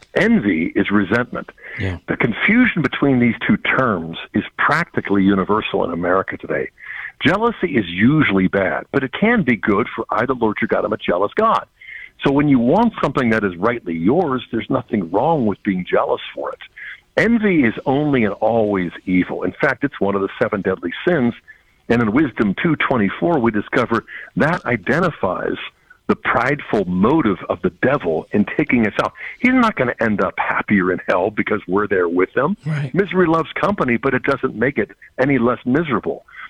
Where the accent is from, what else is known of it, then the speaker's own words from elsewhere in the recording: United States; as American Catholics